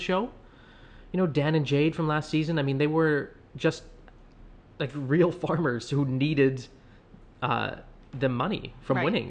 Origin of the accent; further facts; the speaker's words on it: Canada; now in Boston, United States; We are Canadians.